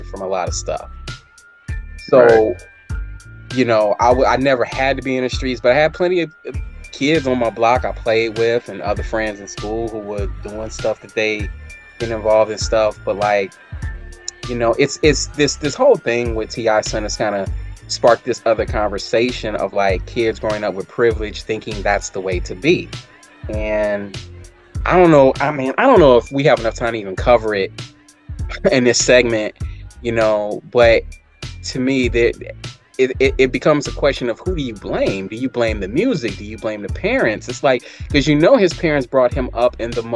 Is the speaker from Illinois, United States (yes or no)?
yes; Chicago, Illinois, United States; growing up on the south side of Chicago